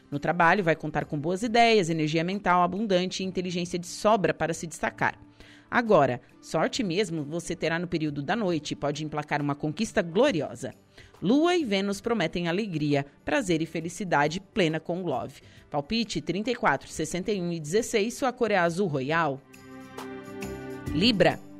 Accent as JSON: {"language": "Portuguese", "town": "Passo de Torres", "region": "Santa Catarina", "country": "Brazil", "tie": "born or raised there", "said": "Minha mãe é do Passo de Torres. Me criei na Rosa do Mar, na Bela, enfim."}